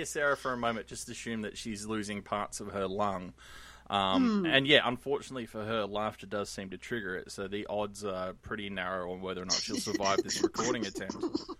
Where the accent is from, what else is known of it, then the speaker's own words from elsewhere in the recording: Australia; It's fine. I'm Australian.